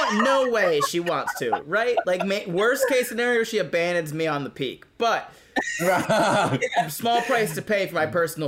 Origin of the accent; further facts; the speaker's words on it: Florida, United States; Yeah, and I grew up in Florida.